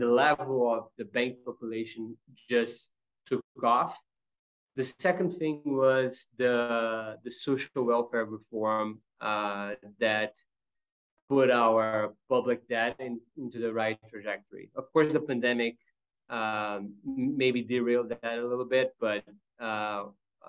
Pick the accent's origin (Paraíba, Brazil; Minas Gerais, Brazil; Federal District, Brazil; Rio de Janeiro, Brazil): Rio de Janeiro, Brazil; also born or lived in Pittsburgh / Chicago; now in São Paulo, Brazil; I'm from Rio myself